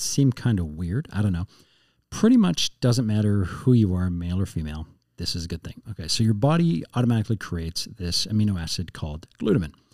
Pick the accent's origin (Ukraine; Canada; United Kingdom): Canada; also born or lived in United States / Edmonton; I'm Canadian, but I don't speak French at all.